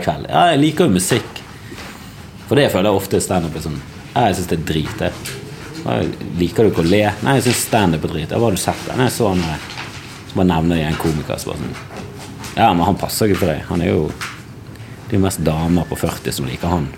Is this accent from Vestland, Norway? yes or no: yes; Bergen, Vestland, Norway; jeg er fra Bergen.